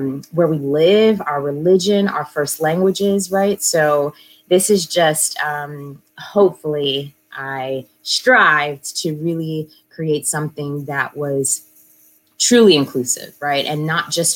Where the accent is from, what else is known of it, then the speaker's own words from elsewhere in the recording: St. Louis, Missouri, United States; now in New York City, United States; I'm originally from St. Louis, and this is actually where I landed, but I'm coming from New York City because that's where I live, and had to come home to check on my mama